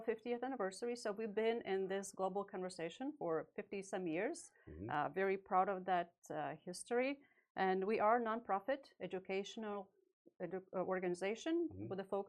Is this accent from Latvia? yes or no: yes; Latvia; moved away as an adult; now in United States; I'm originally from Latvia. I was born during the USSR era.